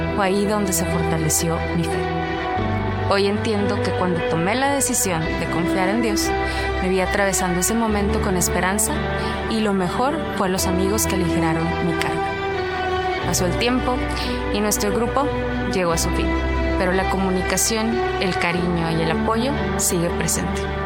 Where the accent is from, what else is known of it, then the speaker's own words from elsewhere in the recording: Monclova, Coahuila, Mexico; moved away as an adult; now in Monterrey, Mexico; nací en Monclova, Coahuila, crecí en un hogar con amor y unión familiar